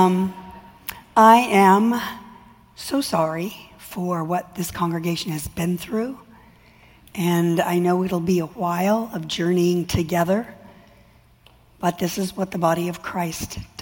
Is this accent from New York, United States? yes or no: no; California, United States; I'm from California